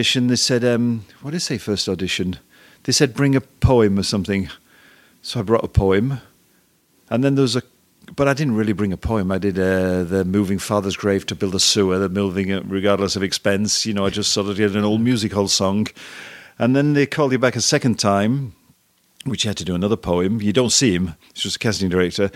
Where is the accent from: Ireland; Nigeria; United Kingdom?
United Kingdom; England; moved away as an adult; also born or lived in France; now in United States; I'm English